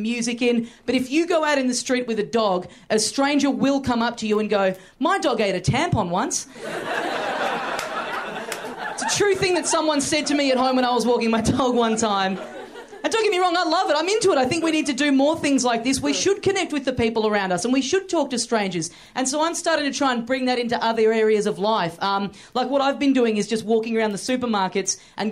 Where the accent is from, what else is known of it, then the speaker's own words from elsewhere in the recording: Australia; I'm just visiting. I'm from Australia